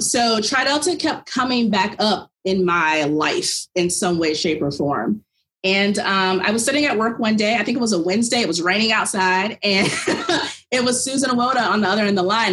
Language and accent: English; about an hour from Williamsburg, Virginia, United States; went to college of William and Mary in Williamsburg, Virginia. It's about an hour away from my hometown